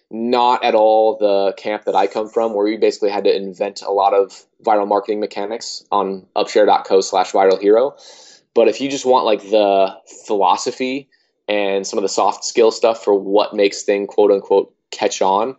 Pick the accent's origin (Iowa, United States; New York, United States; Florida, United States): Iowa, United States; I mean, I grew up in Iowa, so there was very few people there